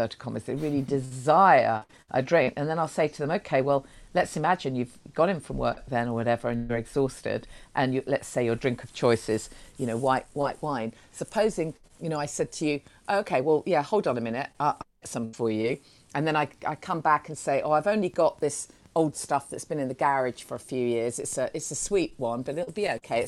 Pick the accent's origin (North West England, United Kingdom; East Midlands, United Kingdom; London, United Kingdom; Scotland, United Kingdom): East Midlands, United Kingdom; Nottingham; I'm from Nottingham